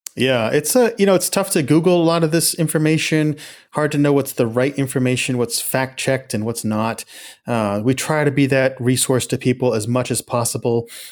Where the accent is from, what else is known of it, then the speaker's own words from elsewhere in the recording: Houlton, Maine, United States; also born or lived in Calais, Maine / Lewiston-Auburn, Maine; I was born in Callis, raised up in the county in Hilton